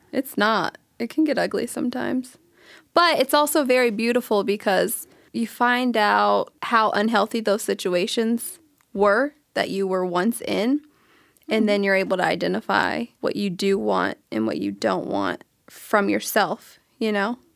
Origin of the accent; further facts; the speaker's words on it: Sacramento, California, United States; now in Palm Springs, United States; I'm from Sacramento, California. I reside in Palm Springs